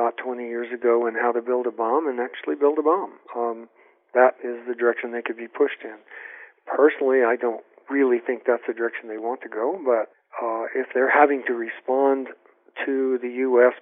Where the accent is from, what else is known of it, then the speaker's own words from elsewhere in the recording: United States; I'm an American